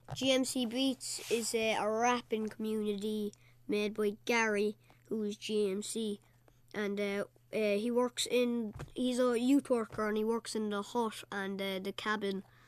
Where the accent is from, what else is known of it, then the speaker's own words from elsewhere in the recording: Cork, Munster, Ireland; I'm eleven and I'm from, uh, Cork City, Knockney Heaney